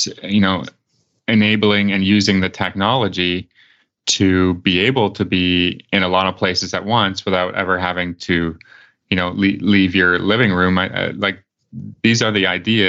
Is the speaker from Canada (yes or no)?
yes; Canada; I'm Canadian